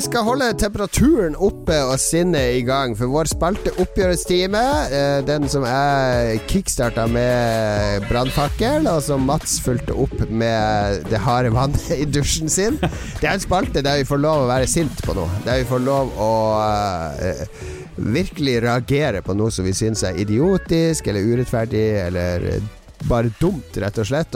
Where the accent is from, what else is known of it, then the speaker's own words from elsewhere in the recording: Bergen, Vestland, Norway; Jeg skarrer! Jeg er fra Bergen!